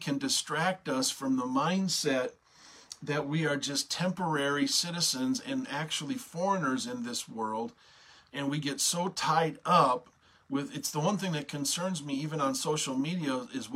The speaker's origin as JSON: {"language": "English", "country": "United States", "said": "an American citizen"}